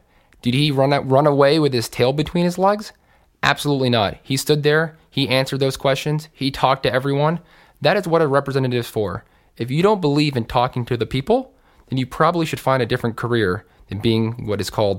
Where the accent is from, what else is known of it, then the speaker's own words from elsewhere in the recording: New York, United States; I grew up hiking in the Catskill Mountains. I've climbed every mountain there.